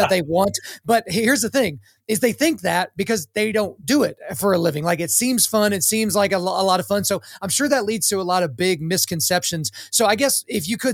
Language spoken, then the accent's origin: English; Oklahoma, United States; my home state of Oklahoma